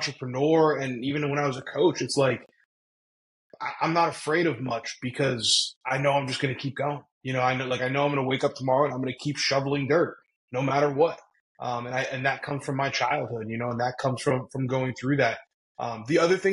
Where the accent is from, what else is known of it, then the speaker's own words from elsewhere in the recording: Berwick, Pennsylvania, United States; I'm always proud to say I'm from Berwick, Pennsylvania.